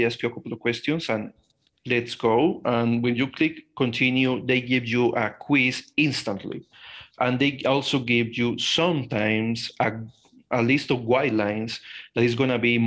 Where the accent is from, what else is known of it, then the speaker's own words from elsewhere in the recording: Colombia; I am a Colombian guy. I am 23 years old. I was born and grown in Colombia